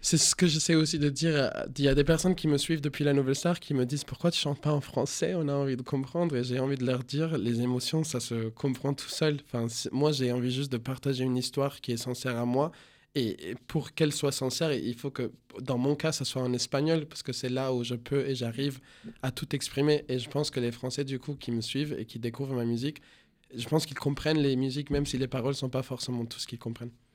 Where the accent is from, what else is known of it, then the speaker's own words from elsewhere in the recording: Venezuela; French is a second language; moved away as an adult; now in France; quand j'ai quitté le Venezuela, c'était en tant qu'immigrant et maintenant je rentre en tant que chanteur